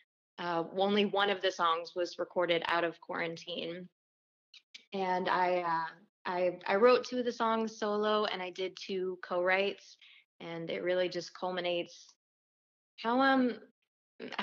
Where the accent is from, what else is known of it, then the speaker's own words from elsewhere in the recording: Little Rock, Arkansas, United States; moved away as an adult; now in Nashville, United States; I'm originally from Little Rock, Arkansas